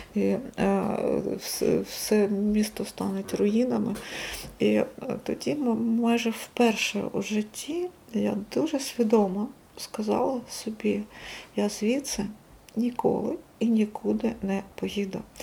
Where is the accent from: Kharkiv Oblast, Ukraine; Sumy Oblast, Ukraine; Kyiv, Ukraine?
Kharkiv Oblast, Ukraine; Kharkiv; Харків це не просто місто, де я народилася